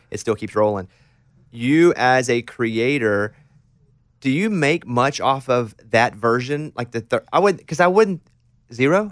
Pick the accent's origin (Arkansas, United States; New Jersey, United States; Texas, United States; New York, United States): Arkansas, United States; now in Nashville, United States; growing up in Arkansas, ten years before I did